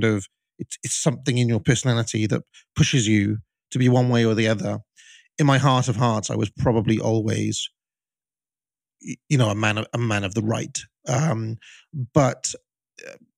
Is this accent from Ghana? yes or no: no; United Kingdom; growing up in Britain in the 90s and, you know, 2000s